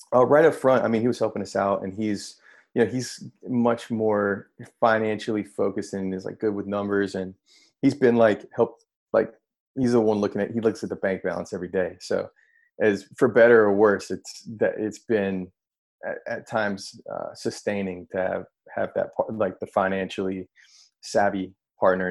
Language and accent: English; North Carolina, United States; moved away as an adult; also born or lived in New York; now in San Francisco, United States; I'm from North Carolina, like born and raised, grew up in a small